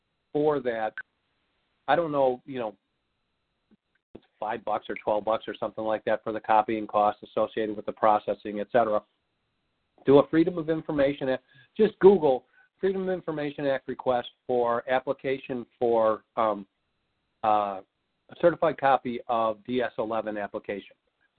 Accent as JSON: {"language": "English", "region": "Missouri", "country": "United States", "said": "I'm from Missouri. Show me."}